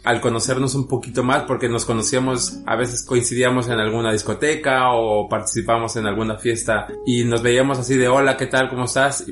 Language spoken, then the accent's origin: Spanish; Guadalajara, Jalisco, Mexico; also born or lived in Mexico City; now in Madrid, Spain; Realmente nací en la Ciudad de México, pero bueno, crecí en la ciudad de Guadalajara, la perla tapatía